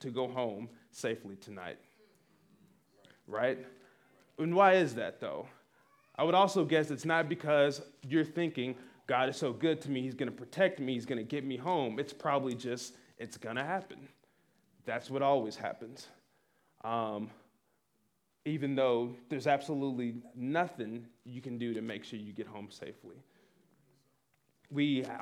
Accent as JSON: {"language": "English", "town": "Little Rock", "region": "Arkansas", "country": "United States", "moved": "yes", "said": "I'm originally from Little Rock, Arkansas."}